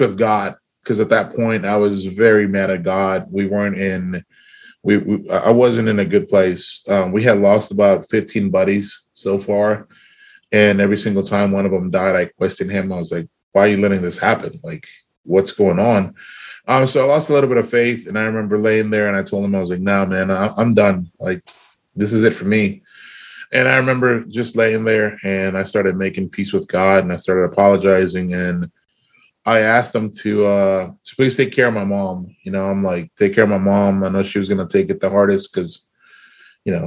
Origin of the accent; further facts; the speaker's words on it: South Texas, United States; We grew up in South Texas.